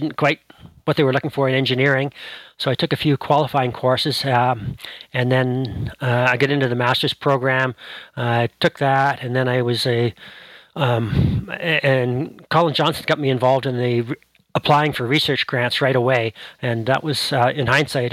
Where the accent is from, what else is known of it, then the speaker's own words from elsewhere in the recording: Ottawa, Ontario, Canada; moved away as an adult; also born or lived in Western Canada; I grew up in Ottawa